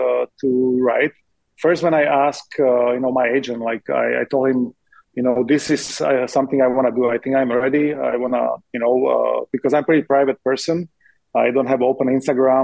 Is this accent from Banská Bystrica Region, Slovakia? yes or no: no; Trenčín, Trenčín Region, Slovakia; moved away as an adult; also born or lived in Chicago; Trenčín, to my hometown